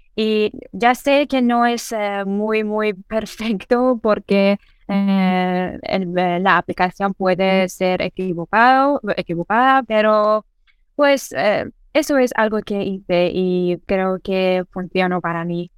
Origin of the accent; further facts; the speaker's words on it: Iran; first language Persian; Spanish is a second language; soy iraní y mi lengua materna es persa y mi lengua segunda es eh, inglés